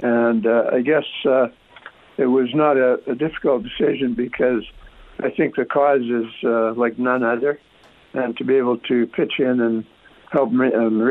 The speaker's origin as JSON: {"language": "English", "town": "Frenchman Butte", "region": "Saskatchewan", "country": "Canada", "tie": "born or raised there", "also_born_or_lived": "Paradise Hill, Saskatchewan", "said": "I was born in Paradise, so we actually lived in a town about 10, 11 miles away called Frenchman Butte. And we were there until I was 13 years old."}